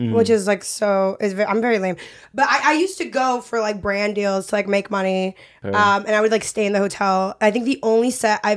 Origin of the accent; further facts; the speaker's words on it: New York, United States; I grew up in New York.